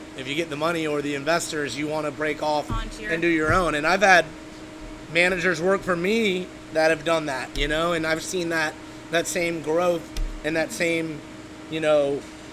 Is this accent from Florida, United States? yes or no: yes; Tampa, Florida, United States; also born or lived in Buffalo, New York; I grew up in Tampa